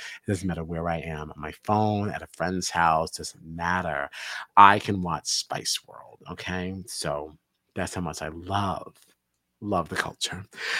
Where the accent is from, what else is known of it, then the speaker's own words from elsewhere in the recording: United States; Sorry, we're American.